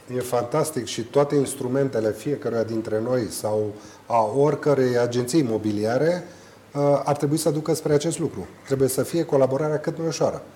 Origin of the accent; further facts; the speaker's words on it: Romania; noi ca români